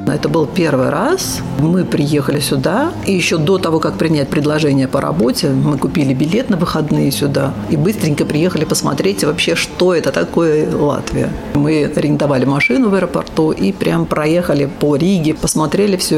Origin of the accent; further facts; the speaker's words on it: Ashgabat, Turkmenistan; moved away as an adult; also born or lived in Germany; now in Latvia; Я восточный человек, я родилась в Ашхабаде